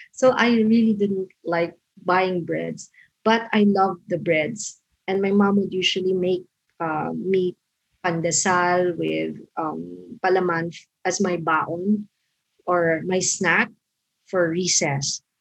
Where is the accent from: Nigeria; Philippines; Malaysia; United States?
Philippines; Quezon City, Metro Manila; moved away; I grew up in Quezon City, in a well middle class community in Cubao